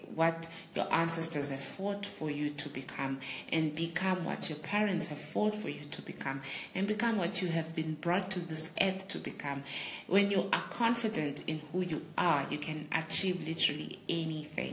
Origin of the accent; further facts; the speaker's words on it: Ntabankulu, Eastern Cape, South Africa; Ngumxhosa, and my tribe, tribe yamaMpondo, and I'm from the Eastern Cape, in a town called Untabankulu, and that's where my heritage is